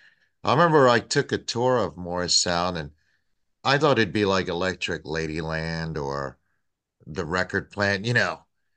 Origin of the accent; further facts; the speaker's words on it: Tampa, Florida, United States; I'm from Tampa.